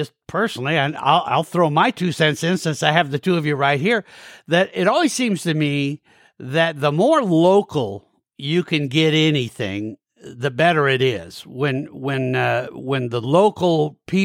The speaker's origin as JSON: {"language": "English", "region": "Montana", "country": "United States", "said": "Montana, one of the things I love about my home state here"}